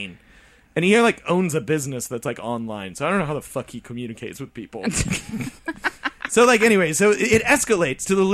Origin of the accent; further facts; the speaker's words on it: Midwest, United States; We're from the Midwest